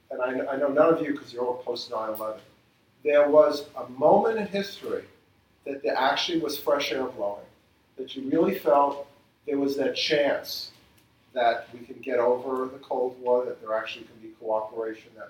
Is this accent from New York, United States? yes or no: yes; New York City, New York, United States; I grew up in Queens, New York